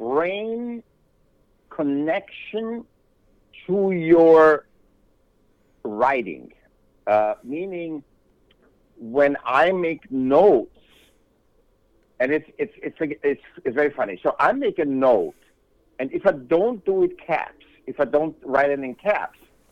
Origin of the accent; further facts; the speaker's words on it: Vienna, Austria; now in California, United States; I was born in Vienna, Austria